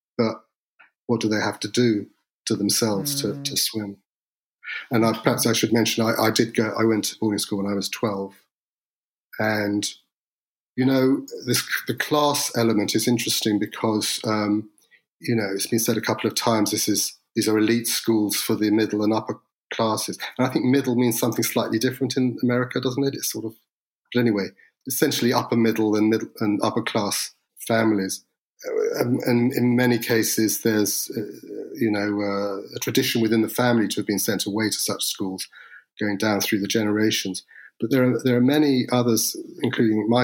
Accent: United Kingdom; as a Brit

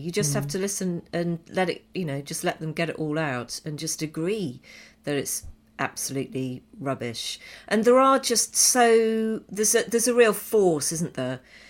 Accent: United Kingdom; now in Canada; As a British guy living in Canada, one of the things I've learned since being this side of the pond

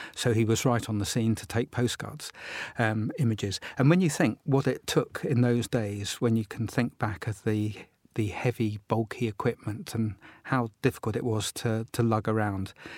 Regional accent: Portsmouth, South East England, United Kingdom; I collect Portsmouth cards, my hometown

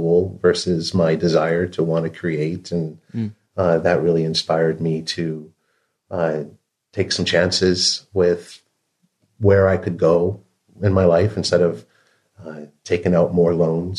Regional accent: Western Michigan, United States; now in San Francisco, United States; I grew up in Western Michigan. I grew up on the shores of Lake Michigan

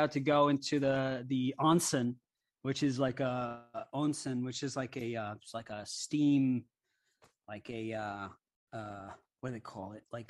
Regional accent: Hawaii, United States; When I was a kid, I grew up in Hawaii.

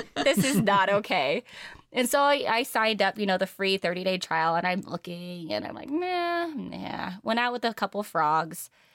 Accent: San Diego, California, United States; Born and raised in San Diego, California

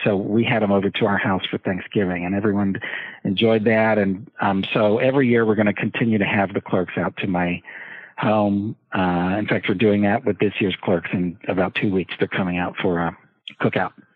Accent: Hershey, Pennsylvania, United States; I grew up in Hershey, Pennsylvania

